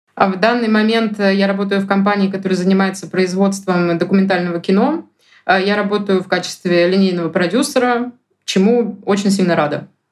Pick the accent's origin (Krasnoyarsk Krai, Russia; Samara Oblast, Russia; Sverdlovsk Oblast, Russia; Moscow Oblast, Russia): Moscow Oblast, Russia; also born or lived in Saint Petersburg; now in Moscow, Russia; Я сама из Подмосковья